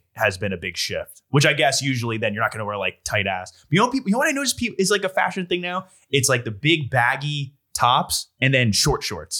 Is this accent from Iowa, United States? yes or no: no; New Jersey, United States; I'm a Central Jersey guy